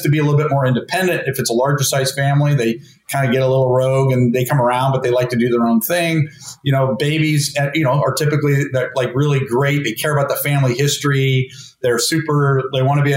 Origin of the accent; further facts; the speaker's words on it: Berkeley, California, United States; I grew up in Berkeley with handicapped people, with a dominant mother who worked